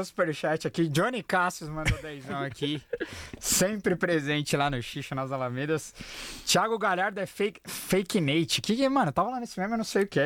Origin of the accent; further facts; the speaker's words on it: ABC Paulista, São Paulo, Brazil; eu sou do ABC.